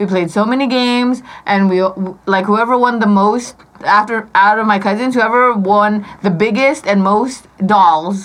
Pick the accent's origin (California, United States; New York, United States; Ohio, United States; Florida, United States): California, United States; now in Las Vegas, United States; I'm from California